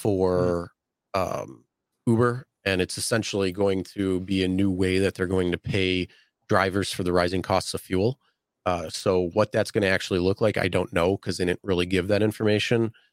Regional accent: Buffalo, New York, United States; I'm from Buffalo.

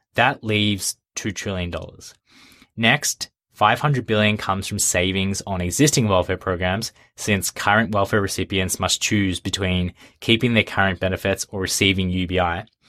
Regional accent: Australia; my home country, Australia

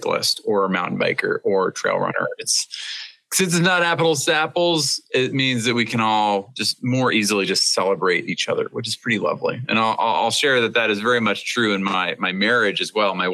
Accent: Seattle, Washington, United States; growing up in the Seattle area

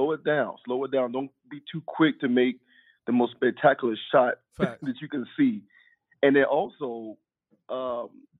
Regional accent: Chicago, Illinois, United States; moved away as an adult; now in Germany; I'm really from Chicago, man, but I'm over here for work, though

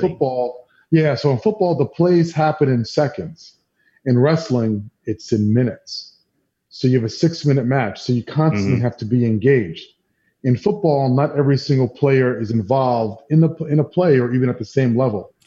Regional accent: New York City, New York, United States; I'm from New York, you know, grew up here

